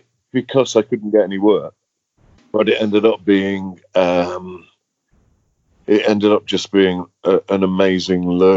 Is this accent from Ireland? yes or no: no; Derby, East Midlands, United Kingdom; in Derby Museum, my hometown